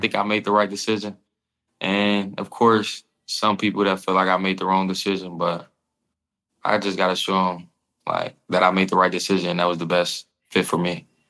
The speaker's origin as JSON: {"language": "English", "region": "Illinois", "country": "United States", "tie": "born or raised there", "said": "growing up in Illinois"}